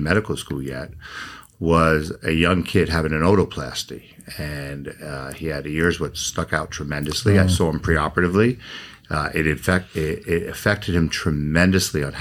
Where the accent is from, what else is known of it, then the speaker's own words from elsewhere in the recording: New York, United States; moved away as an adult; also born or lived in Dallas, Texas / Kansas City; now in Las Vegas, United States; I am originally from New York